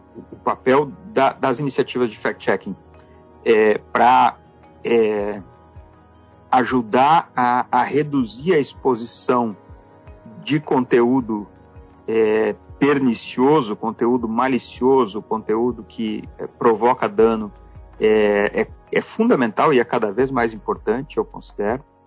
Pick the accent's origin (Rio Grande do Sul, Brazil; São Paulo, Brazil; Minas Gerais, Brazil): Rio Grande do Sul, Brazil; Passo Fundo; nasci em Passo Fundo, no Rio Grande do Sul